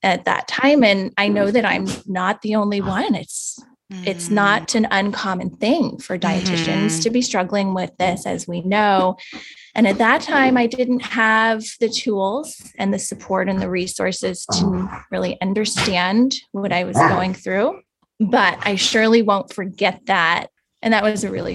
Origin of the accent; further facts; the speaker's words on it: Pacific Northwest, United States; I'm from the Pacific Northwest